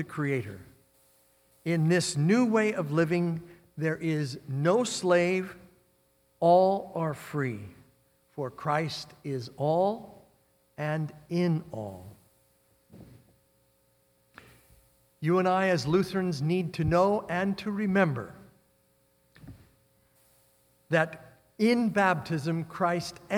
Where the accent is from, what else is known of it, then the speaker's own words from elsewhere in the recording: Midwest, United States; moved away; also born or lived in North Dakota / Nebraska; I grew up in the Midwest.